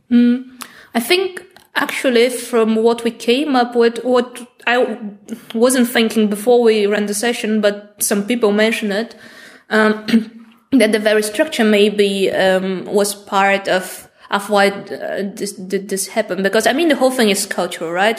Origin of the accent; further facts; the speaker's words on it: Bulgaria; i come from Bulgaria